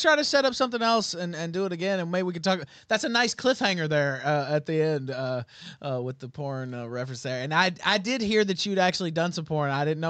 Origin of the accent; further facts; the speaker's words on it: Memphis, Tennessee, United States; I'm from Memphis.